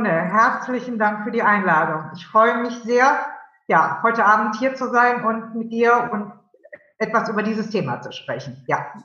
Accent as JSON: {"language": "German", "town": "Cologne", "region": "North Rhine-Westphalia", "country": "Germany", "said": "Und, ich bin Kölnerin, das wollen wir hier nochmal genau festhalten, ganz wichtig, ja."}